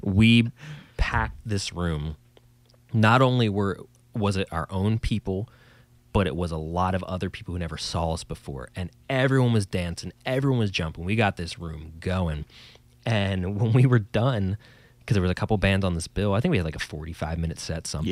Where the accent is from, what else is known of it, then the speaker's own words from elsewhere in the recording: New Jersey, United States; us in old New Jersey, if you couldn't tell by my accent, that's where I'm from